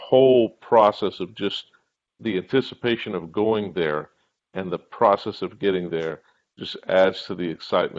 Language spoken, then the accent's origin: English; the South, United States; Growing up in the South, 1,000 miles away from Chicago